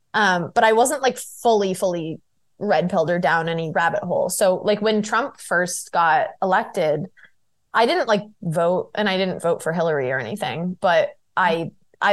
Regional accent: London, United Kingdom; Like I'm from London.

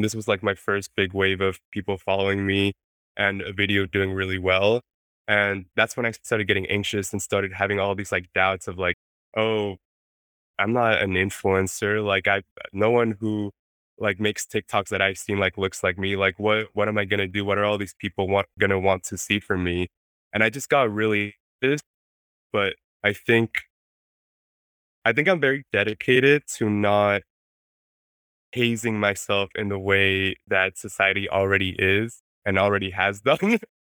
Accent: Mexico City, Mexico; first language Spanish; English is a second language; moved away; I was raised in Mexico City

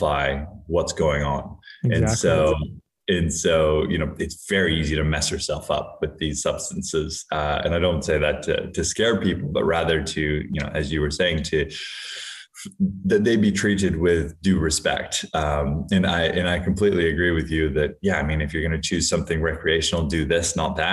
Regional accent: Hawaii, United States; I grew up in Hawaii where there's a lot of substance use and substance abuse

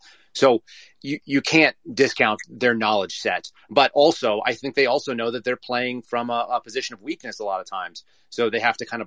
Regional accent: United States; I'm an American first, and I'm kind of unapologetically so

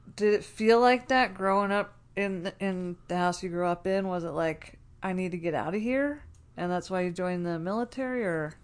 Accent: New Jersey, United States; now in Denver, United States; I grew up in South Jersey

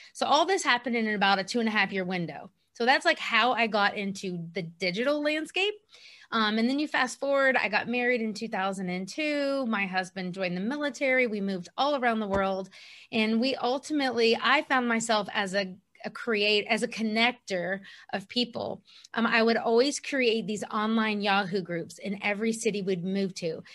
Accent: Columbia, South Carolina, United States; moved away as an adult; also born or lived in Kentucky; we ultimately moved in two thousand fourteen to my hometown in Columbia, South Carolina

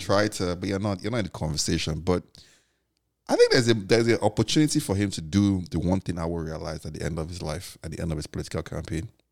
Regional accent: Lagos, Nigeria; also born or lived in Enugu; I view myself as a Lagosian, but I'm from Enugu

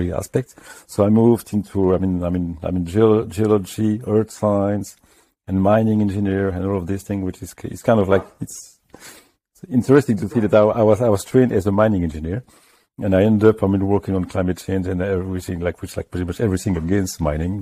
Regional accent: France; moved away as an adult; now in United Kingdom; I'm coming from France

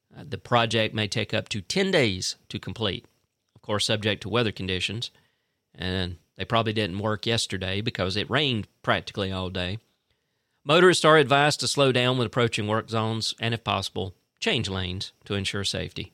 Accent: Fitzgerald, Georgia, United States; now in Tifton, United States; I'm originally from Fitzgerald. My wife is originally from Cordill, but, uh, you know, we, we both basically grew up in Fitzgerald, Georgia

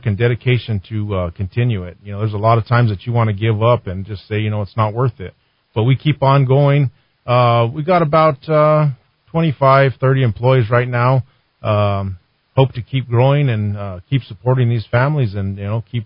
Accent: Belen, New Mexico, United States; I was born in Belen. I grew up there in Belen. I graduated high school there in Belen

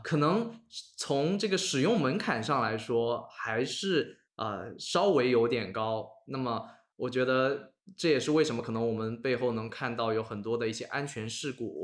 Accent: China; 我们作为中国人

